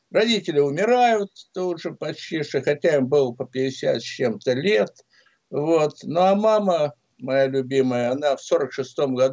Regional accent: Samara, Samara Oblast, Russia; Я приехал туда из Самары. Папа там как раз ушел на пенсию Самаре, тогда это был Куйбышев.

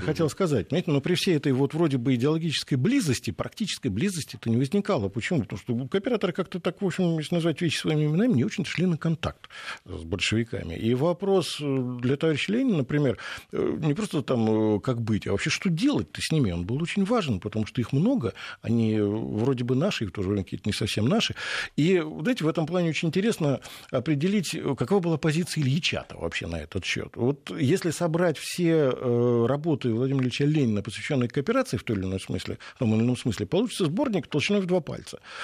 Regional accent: Moscow, Russia; Я вот как уроженец Пресни

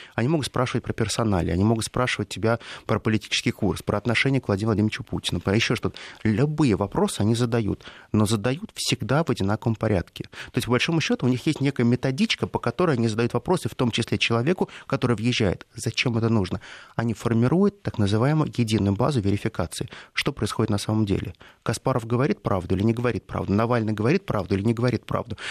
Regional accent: Russia; я был единственный россиянин, который из всего рейса прилетел в Бостон

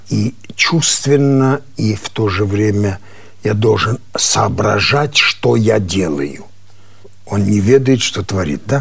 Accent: Armenia; Что я армянин, и ты армянин, да?

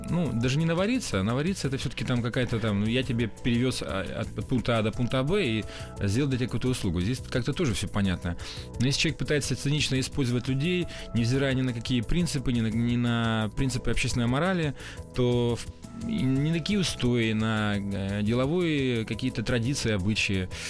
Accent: Russian Far East, Russia; А я ведь дальневосточник

